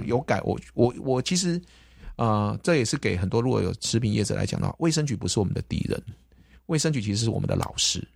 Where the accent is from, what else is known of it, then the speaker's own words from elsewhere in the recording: Kaohsiung, Taiwan; 我们从小就在这边长大